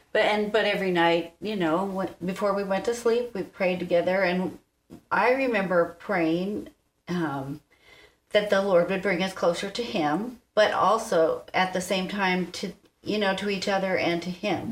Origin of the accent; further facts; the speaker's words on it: East Coast, United States; I grew up on the East Coast